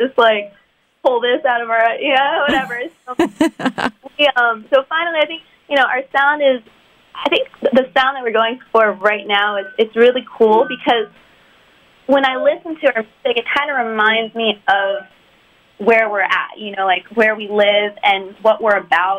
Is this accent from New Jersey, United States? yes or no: yes; New Jersey, United States; I'm from Jersey